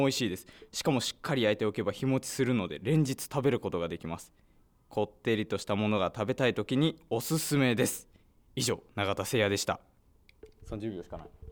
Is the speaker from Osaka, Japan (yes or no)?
yes; Osaka, Japan; 大阪府出身の僕